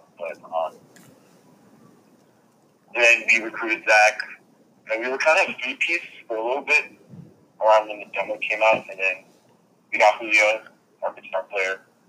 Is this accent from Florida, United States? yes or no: yes; North Lauderdale, Florida, United States; I'm from North Lauderdale.